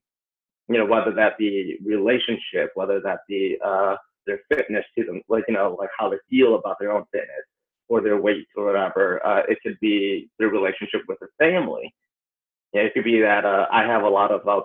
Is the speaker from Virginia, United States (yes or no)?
no; Appleton, Wisconsin, United States; moved away as an adult; also born or lived in Chicago / Los Angeles; I'm originally from Appleton, Wisconsin. So when I turned 19, I actually dropped out of college to pursue dance. And that's when I moved out to Chicago.